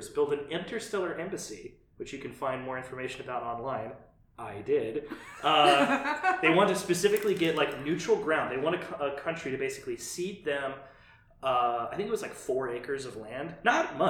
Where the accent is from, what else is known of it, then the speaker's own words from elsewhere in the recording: United States; I'm an American